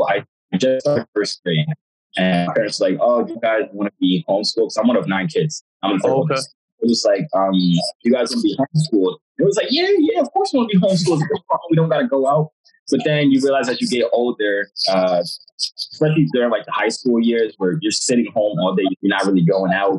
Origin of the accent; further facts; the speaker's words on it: United States; also born or lived in Jamaica (parents); Both my parents are from Jamaica, but I was born here. So technically, I'm Jamaican.